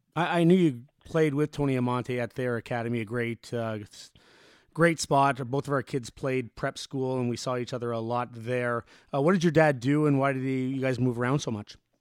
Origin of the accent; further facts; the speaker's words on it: Canada; moved away as an adult; also born or lived in Buffalo; I'm from Canada, in Canada.